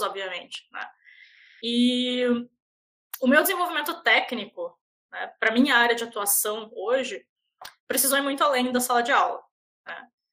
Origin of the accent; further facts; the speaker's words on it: Paranaguá, Paraná, Brazil; accent: manezinha; moved away as an adult; also born or lived in Florianópolis / Curitiba; now in Canada; quando eu era criança, eu mudei para Paranaguá e eu cresci em Paranaguá